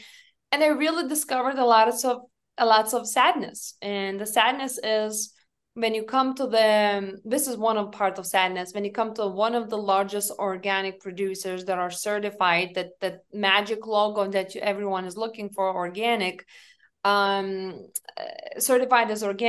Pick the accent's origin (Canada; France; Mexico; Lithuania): Lithuania; English is a second language; now in United States; I told them I'm from Lithuania, and they assumed I live in Lithuania.